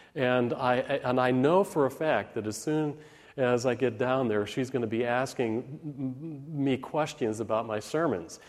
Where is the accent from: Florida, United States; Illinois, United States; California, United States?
Illinois, United States; Park Ridge; When I was a kid growing up in Park Ridge, Illinois